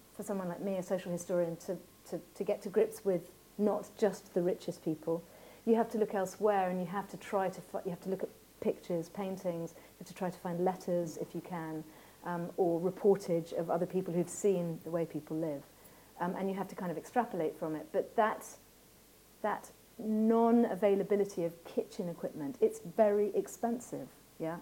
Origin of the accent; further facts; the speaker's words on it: Ireland; my sheep was called Rafferty because I grew up in Ireland